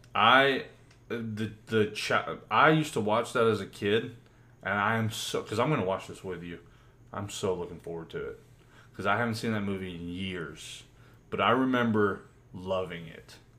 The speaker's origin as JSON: {"language": "English", "country": "United States", "said": "we're American"}